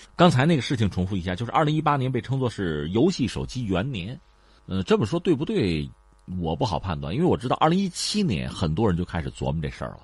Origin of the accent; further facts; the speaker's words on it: China; 我们中国人